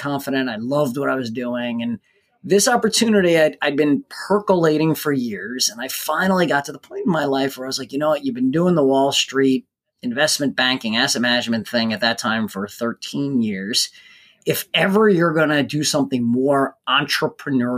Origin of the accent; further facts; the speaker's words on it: New Jersey, United States; I grew up in New Jersey and attended Rutgers University.